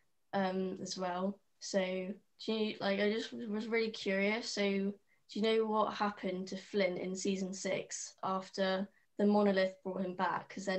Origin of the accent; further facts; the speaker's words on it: Somerset, South West England, United Kingdom; also born or lived in Bristol; I was born in Bristol for half my life and then moved to Somerset, so that's where I am right now